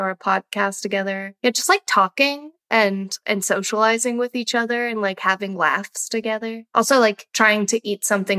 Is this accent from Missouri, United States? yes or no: yes; Kansas City, Missouri, United States; now in Brooklyn, United States; Kansas City, which is my hometown